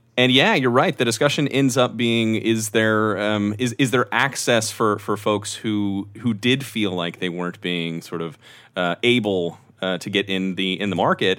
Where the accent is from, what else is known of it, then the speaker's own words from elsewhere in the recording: Texas, United States; as a Texan